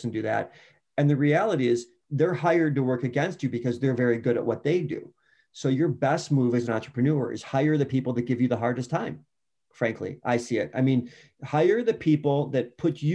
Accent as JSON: {"language": "English", "town": "Chicago", "region": "Illinois", "country": "United States", "said": "I was going to East Bank Club as a Chicagoan"}